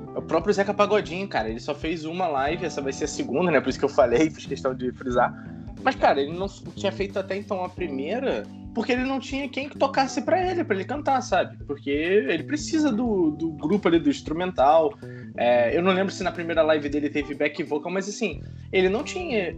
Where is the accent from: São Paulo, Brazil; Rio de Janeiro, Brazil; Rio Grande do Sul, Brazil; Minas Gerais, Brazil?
Rio de Janeiro, Brazil; moved away; also born or lived in Pernambuco; eu sou do Rio Capital, sou do Rio, mostro minha identidade aqui mesmo